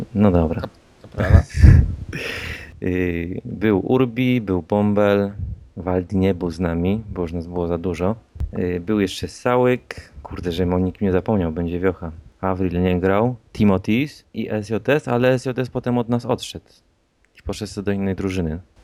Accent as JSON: {"language": "Polish", "town": "Łódź", "region": "Łódź Voivodeship", "country": "Poland", "said": "jestem z Łodzi."}